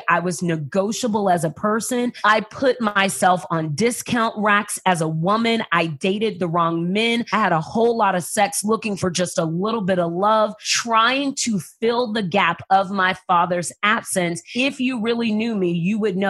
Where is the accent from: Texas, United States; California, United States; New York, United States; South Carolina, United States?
Texas, United States; San Antonio; I grew up in San Antonio, Texas. I was moved by my family when I was 6 weeks old